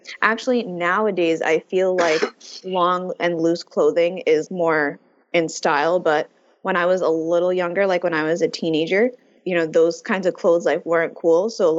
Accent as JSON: {"language": "English", "country": "United States", "said": "as American Muslim youth"}